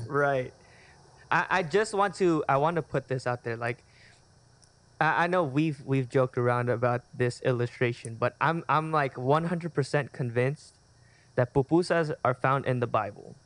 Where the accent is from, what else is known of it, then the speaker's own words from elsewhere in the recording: Chula Vista, California, United States; grew up, born and raised in Chula Vista, California.